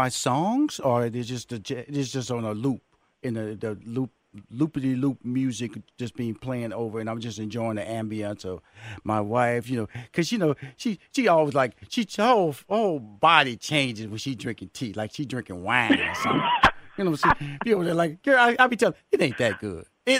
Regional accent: Houston, Texas, United States; We come from Houston, Texas, and I heard about this place, and my wife, she's a tea junkie.

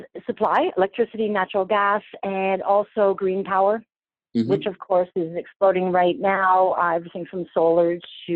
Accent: a small city outside of Toronto, Ontario, Canada; now in Toronto, Canada; I grew up in a small city outside of Toronto. I'm in Toronto right now and I raised my children here.

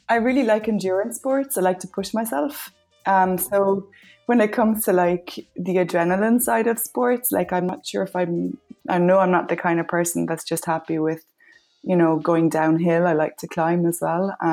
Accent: Ireland; accent: Irish; moved away as an adult; also born or lived in Peru / Spain; I'm Irish, as you might have gathered from my accent.

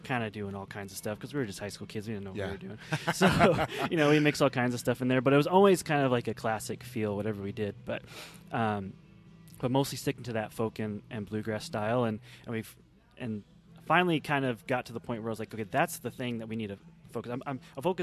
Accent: Kingman, Arizona, United States; Growing up in Kingman, there was two things to do, either music or drugs

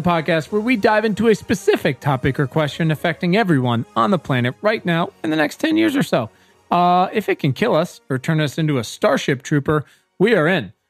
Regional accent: Virginia, United States; I am from Virginia

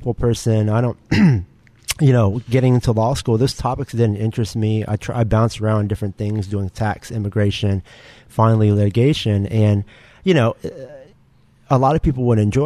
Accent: United States; I'm Asian American

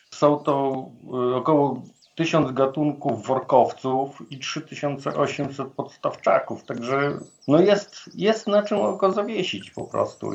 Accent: Włodawa, Lublin Voivodeship, Poland; jestem urodzony na wschodnich rubieżach Polski we Włodawie i lasy były wokół mnie od maleńkości

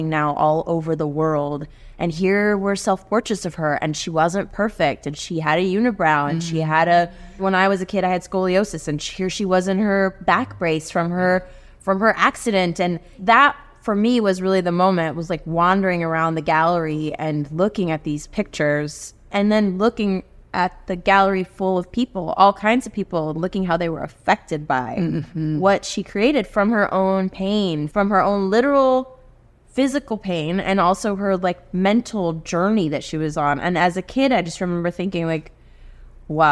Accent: Houston, Texas, United States; also born or lived in Colombia / Bolivia / South America; I grew up in Texas, I feel so connected to Mexican culture

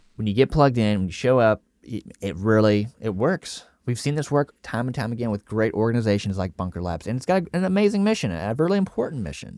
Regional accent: East Tennessee, United States; I grew up in East Tennessee

